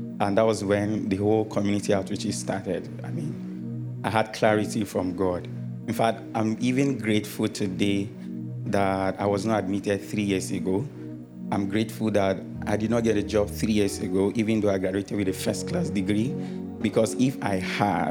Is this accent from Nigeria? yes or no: yes; Taraba, Nigeria; I'm from Taraba State